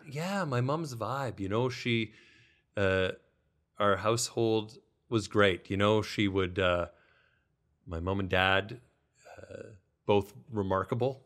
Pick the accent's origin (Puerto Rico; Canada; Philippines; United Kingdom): Canada; Millarville, Alberta; as a kid growing up in Millerville